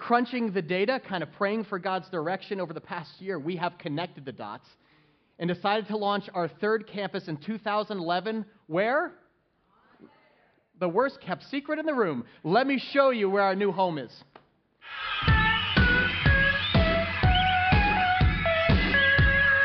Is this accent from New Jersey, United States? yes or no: yes; Essex County, New Jersey, United States; I grew up in Essex County. My parents still live in the same house from 39 years ago